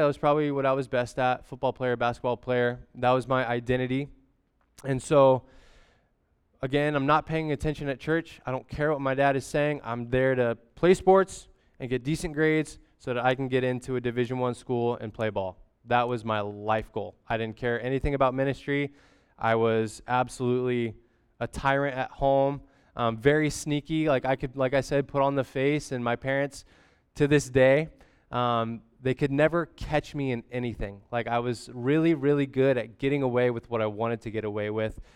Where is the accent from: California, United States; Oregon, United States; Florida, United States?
Oregon, United States; Grants Pass; also born or lived in Portland, Oregon; I was born in Grants Pass, Oregon, and then immediately life flighted, um, to Portland, Oregon